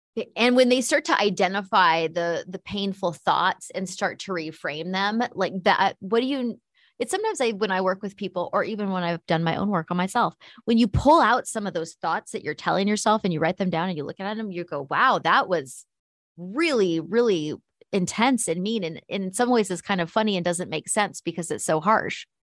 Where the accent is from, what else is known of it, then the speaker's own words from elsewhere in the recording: United States; as an American